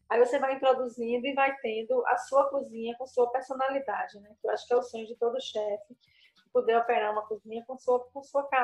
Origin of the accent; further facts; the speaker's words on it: Bahia, Brazil; born there; Eu nasci em Tenquinho, no sertão mesmo da Bahia.